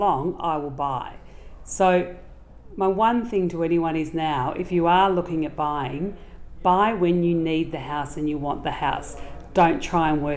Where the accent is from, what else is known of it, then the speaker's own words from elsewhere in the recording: Geelong, Victoria, Australia; moved away as an adult; also born or lived in Brisbane / Bendigo / Melbourne; I'm a Geelong girl. My father was worked for an oil company